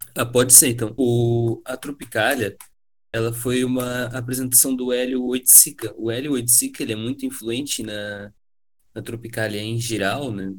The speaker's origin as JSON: {"language": "Portuguese", "country": "Brazil", "said": "enquanto brasileiros que ouvem música"}